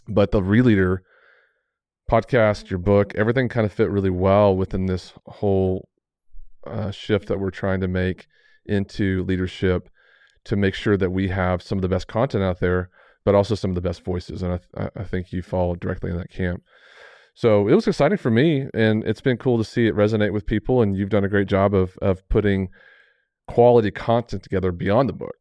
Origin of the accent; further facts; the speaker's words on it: Amarillo, Texas, United States; growing up in Amarillo